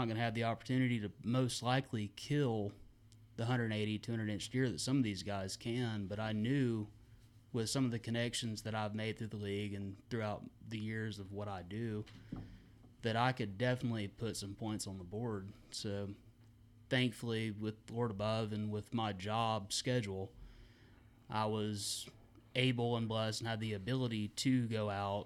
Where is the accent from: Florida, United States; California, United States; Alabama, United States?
Alabama, United States; I'm down from Alabama